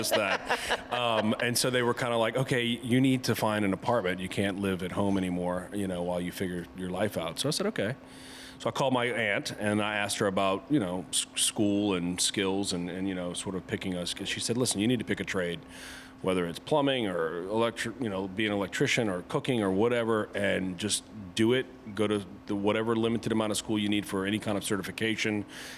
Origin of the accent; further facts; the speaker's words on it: New Orleans, Louisiana, United States; moved away as an adult; also born or lived in Colorado; now in Washington, D.C., United States; growing up in New Orleans, you know, food is, you know, like anything, you sort of take for granted where you're from and your surroundings, and especially at a young age.